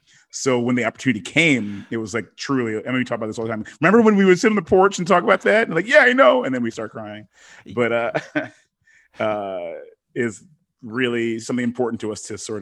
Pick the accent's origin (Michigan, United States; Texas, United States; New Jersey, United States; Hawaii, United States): Michigan, United States; Detroit; also born or lived in Africa; from having my perspective be of growing up in Detroit, but then also in Africa.